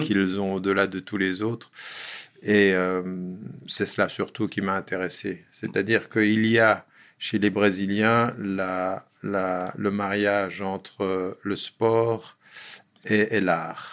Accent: Geneva, Switzerland; je suis né à Genève il y a bien longtemps et euh, j'ai fait toute ma scolarité à Genève

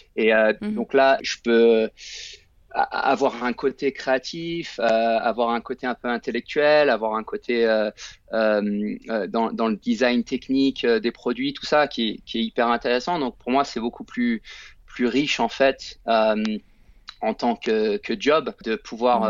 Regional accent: France; moved away as an adult; also born or lived in United States; j'ai grandi en France

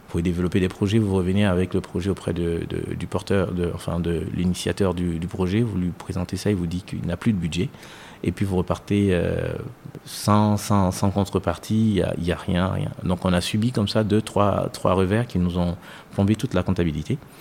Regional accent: Côte d’Ivoire; moved away as an adult; also born or lived in France; now in Côte d'Ivoire; je suis ivoirien, mais franco-ivoirien on va dire

